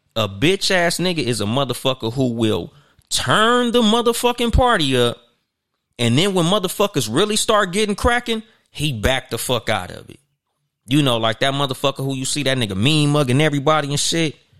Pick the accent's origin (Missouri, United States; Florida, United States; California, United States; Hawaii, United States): California, United States; Compton; also born or lived in Inland Empire, California; I claim Compton because I was born in Compton, and no matter where I go in the world, that's where I'm always gonna go back to.